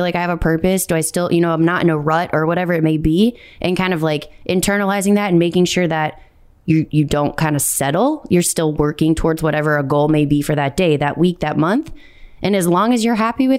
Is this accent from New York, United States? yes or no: no; Naperville, Illinois, United States; moved away as an adult; I grew up in Naperville or went to high school in Naperville, went to college and then never came back to Naperville